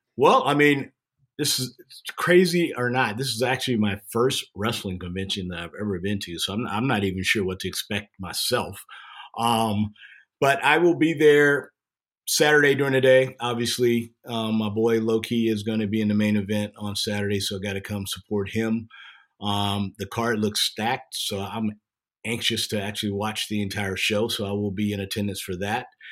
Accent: Jacksonville, Florida, United States; born or raised there

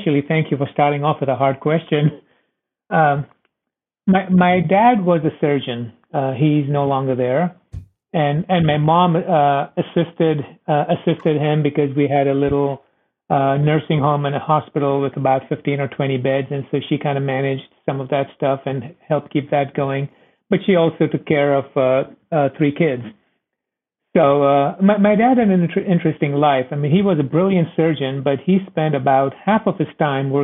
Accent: India; moved away as an adult; also born or lived in Iowa, United States; now in United States; I was born and raised in India.

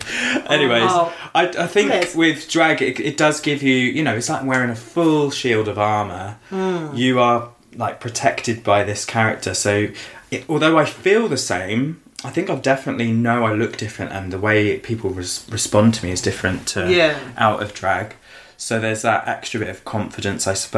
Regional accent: Suffolk, East of England, United Kingdom; also born or lived in Essex; I was born in Essex but grew up in the countryside of Suffolk

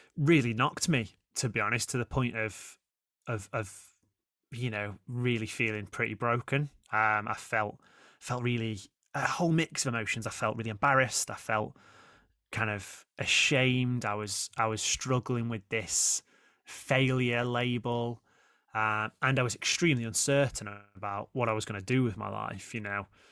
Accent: Stoke-on-Trent, West Midlands, United Kingdom; moved away as an adult; I grew up in Stoke

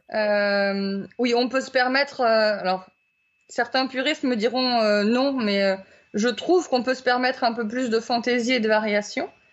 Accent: Brittany, France; moved away; je suis originaire de Bretagne

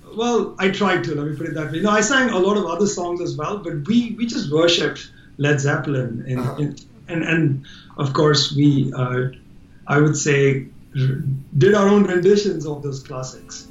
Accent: India; I'm Indian

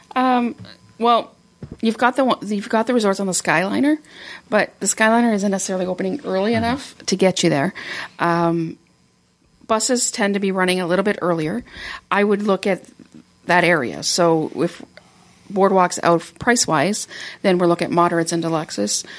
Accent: Canada; I'm from Canada

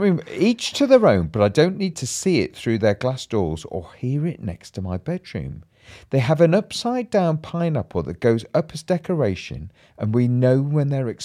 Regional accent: Bolton, North West England, United Kingdom; I'm from Bolton.

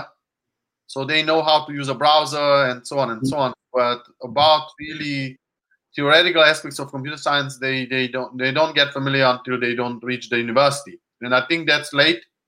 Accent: Hungary; English is a second language; moved away; I'm Hungarian

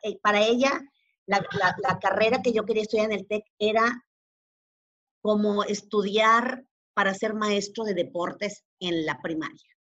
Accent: Monterrey, Nuevo León, Mexico; also born or lived in Teziutlán, Puebla; yo no nací en Monterrey. Eh, todos, yo, soy regiomontana de corazón porque vivo aquí desde los seis años. Nací en una ciudad muy pequeñita que se llama Teciutlán, en Puebla.

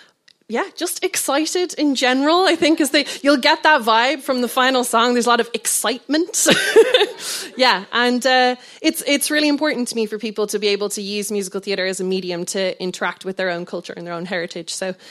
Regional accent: Ireland; moved away as an adult; I am Irish, in case anyone can't tell. I am an Irish musical theatre composer

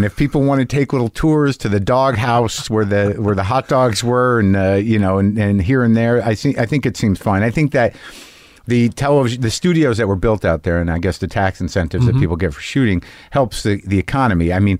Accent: New Mexico, United States; moved away; also born or lived in New Jersey / Boston / Los Angeles / New York; When Kennedy was shot, I was 2 months old. I grew up in New Mexico, born in New Jersey. Most of the formative years, though, second grade through high school in New Mexico.

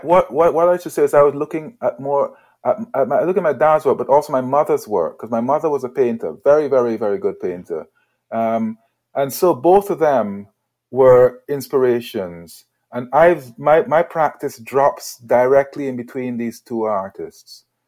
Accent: Guyana; moved away as an adult; also born or lived in Edinburgh, Scotland; now in United Kingdom; born in Edinburgh, right, moved to Guyana when I was five years old

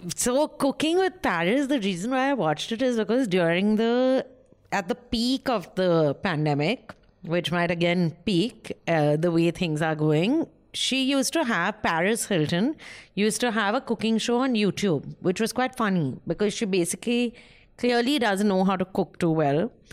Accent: West Bengal, India; I'm from Bengal, a poor

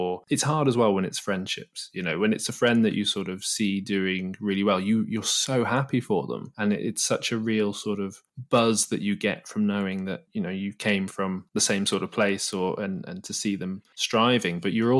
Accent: Manchester, North West England, United Kingdom; when we finished uni, you know, I moved back to my hometown and seeing everyone, you know, like yourself, that stayed more in and around Manchester

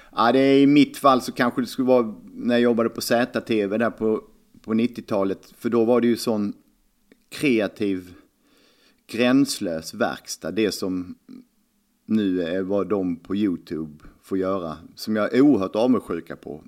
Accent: Lund, Skåne, Sweden; Jag började spela 79 i Lugi på handbollsleksskolan. Man tränade på Katedralskolan klockan åtta varje lördag morgon.

